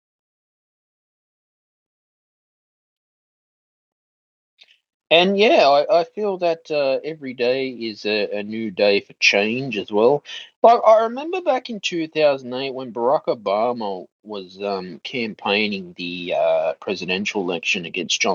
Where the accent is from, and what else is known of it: Australia